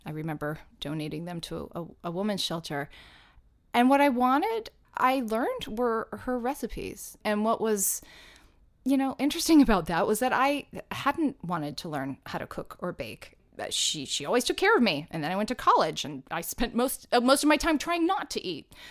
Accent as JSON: {"language": "English", "town": "Atlanta", "region": "Georgia", "country": "United States", "tie": "born or raised there", "moved": "yes", "lives_now": "New York City, United States", "said": "when I was growing up in Atlanta doing professional children's theater"}